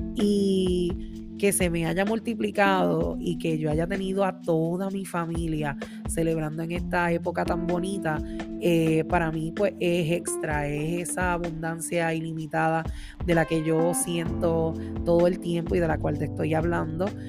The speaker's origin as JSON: {"language": "Spanish", "town": "Orocovis", "country": "Puerto Rico", "moved": "as an adult", "lives_now": "Massachusetts, United States", "said": "una jibarita de Orocovis"}